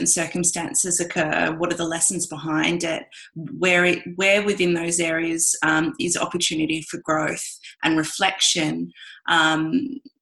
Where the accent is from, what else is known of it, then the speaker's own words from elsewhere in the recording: Australia; me being Australian